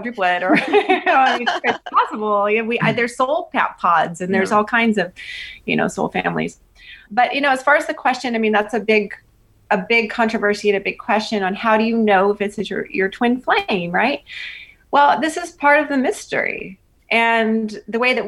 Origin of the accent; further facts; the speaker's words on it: Austin, Texas, United States; moved away as an adult; I was born and raised in Austin